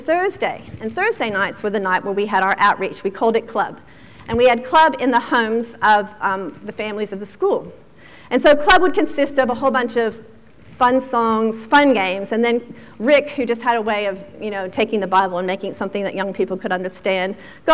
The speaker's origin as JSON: {"language": "English", "region": "Virginia", "country": "United States", "tie": "born or raised there", "moved": "yes", "said": "I grew up in Virginia, which is just outside of Washington, D.C."}